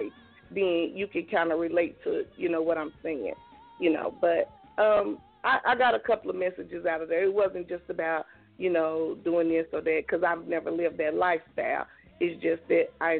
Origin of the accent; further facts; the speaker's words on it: Okmulgee, Oklahoma, United States; us growing up in Okmulgee and living in the country